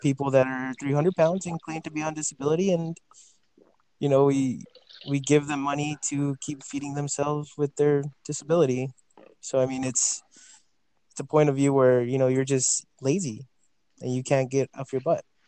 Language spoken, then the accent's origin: English; Farmington, New Mexico, United States; also born or lived in El Paso, Texas; now in Las Cruces, United States; I am from El Paso, Texas. I was born in El Paso, raised in Farmington, New Mexico, and came down to Las Cruces to go to college